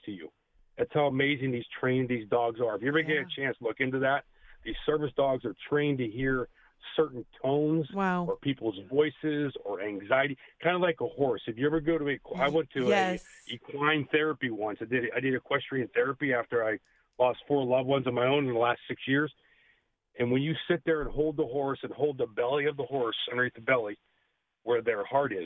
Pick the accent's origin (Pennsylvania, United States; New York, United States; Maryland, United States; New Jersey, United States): Pennsylvania, United States; Pittsburgh; now in Sacramento, United States; my local show here that I take from Pittsburgh, where I grew up in Pennsylvania, to Sacramento